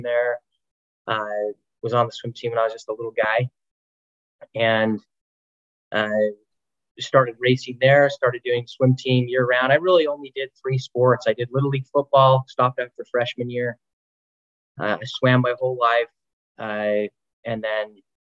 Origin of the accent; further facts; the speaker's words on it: Salt Lake City, Utah, United States; born and raised in Utah, went to Highland High School, grew up in Sugar House